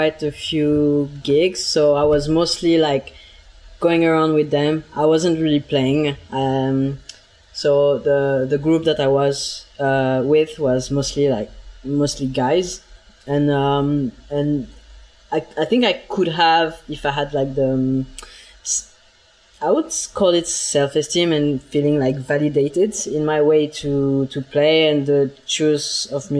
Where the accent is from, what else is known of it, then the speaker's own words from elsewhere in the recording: Bern, Switzerland; moved away as an adult; also born or lived in Lausanne; I grew up in Bern